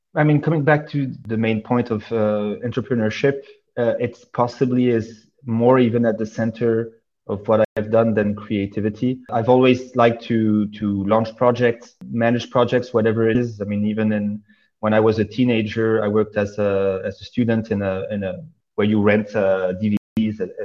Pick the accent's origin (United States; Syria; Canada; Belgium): Belgium; also born or lived in Saudi Arabia / Oman / Serbia; I was born in Belgium and spent most of my life there.